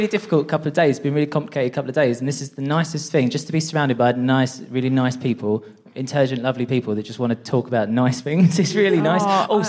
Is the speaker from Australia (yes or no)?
no; Essex, East of England, United Kingdom; So I'm a transgender person and I'm from Essex